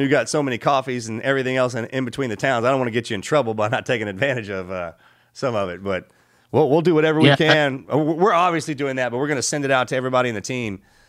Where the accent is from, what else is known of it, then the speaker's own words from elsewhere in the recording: Texas, United States; We're raised right, like, in here in Texas, man.